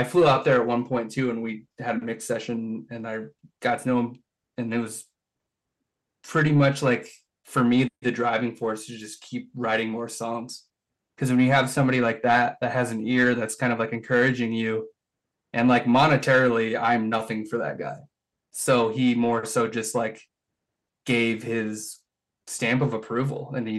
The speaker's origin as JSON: {"language": "English", "town": "Cedar Falls", "region": "Iowa", "country": "United States", "tie": "born or raised there", "moved": "yes", "lives_now": "Rochester, United States", "said": "in my hometown, which is 2 hours south here in Cedar Falls, Waterloo, Iowa, in that area."}